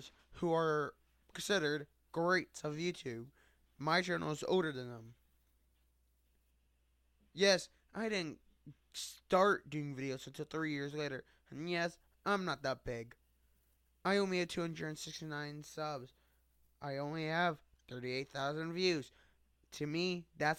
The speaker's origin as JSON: {"language": "English", "country": "United States", "said": "I'm from the United States"}